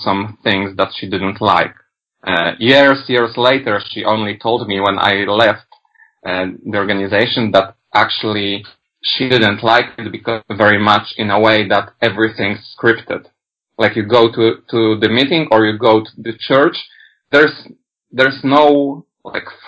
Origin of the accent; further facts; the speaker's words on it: Poland; English is a second language; I come from Poland